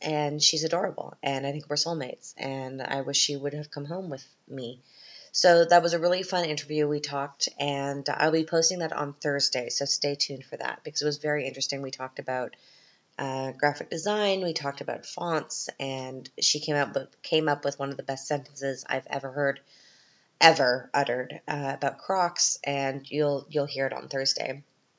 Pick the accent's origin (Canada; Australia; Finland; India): Canada; now in Austria; I'm Canadian